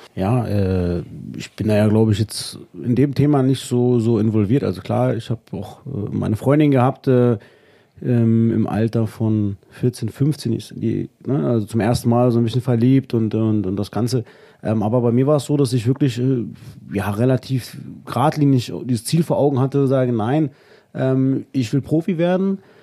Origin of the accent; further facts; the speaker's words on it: Wolfenbüttel, Lower Saxony, Germany; in meinem ja, Heimatdorf, da wo ich groß geworden bin und äh, ja, mein Vater heute noch wohnt, mhm. äh, nach Großstöckheim